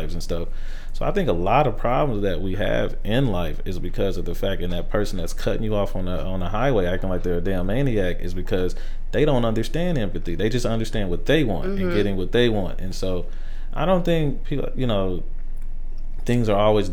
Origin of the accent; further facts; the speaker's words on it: Dayton, Ohio, United States; also born or lived in South Carolina; we grew up in Five Oaks, mostly in Dayton. So we grew up there. I seen crazy stuff. I grew up in the projects in South Carolina